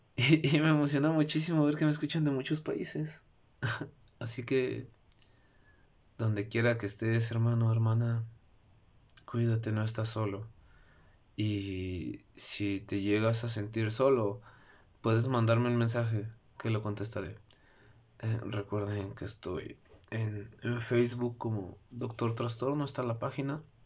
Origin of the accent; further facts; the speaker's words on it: Mexico; mi país, México